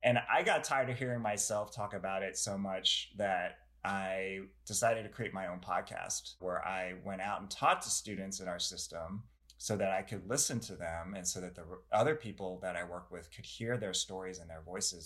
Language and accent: English; United States; I'm not Chinese American, I'm Korean American